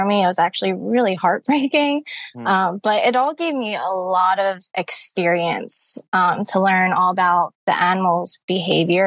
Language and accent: English; Cape May, New Jersey, United States; now in Pennsylvania, United States; I'm originally born and raised in Cape May, New Jersey